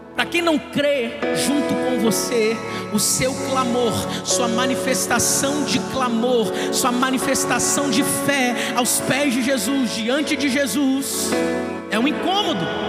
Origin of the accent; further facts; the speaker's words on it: Duque de Caxias, Rio de Janeiro, Brazil; Eu sou da Baixada